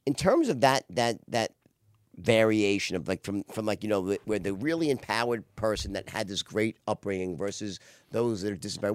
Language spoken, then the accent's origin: English; Los Angeles, California, United States; Los Angeles, my hometown